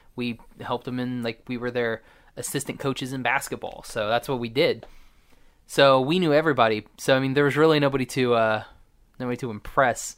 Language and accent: English; Oklahoma, United States; I'm from Oklahoma